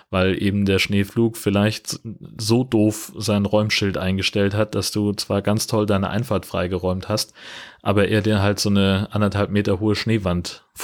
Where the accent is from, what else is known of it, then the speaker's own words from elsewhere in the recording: Hesse, Germany; also ich bin ja in Mittelhessen aufgewachsen, in einer fast schneesicheren Region damals